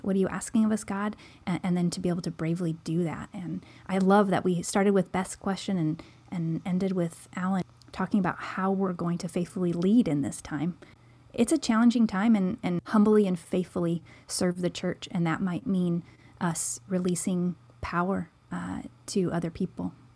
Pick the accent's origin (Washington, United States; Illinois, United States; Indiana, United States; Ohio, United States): Washington, United States; Seattle; moved away as an adult; now in Oregon, United States; Joel and I are both from the Seattle area